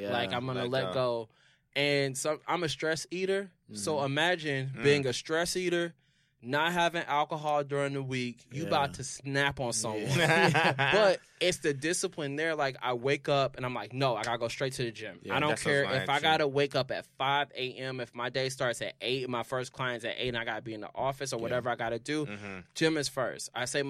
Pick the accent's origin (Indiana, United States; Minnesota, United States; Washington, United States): Indiana, United States; Indianapolis; moved away